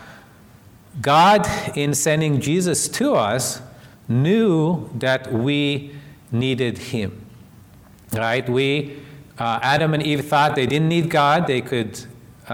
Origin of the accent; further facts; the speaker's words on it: Israel; moved away; I was raised in Israel as an atheist